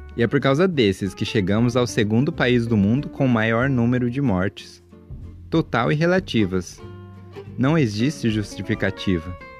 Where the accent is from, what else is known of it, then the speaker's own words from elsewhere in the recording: Brazil; nascido e encarnado em um brasileiro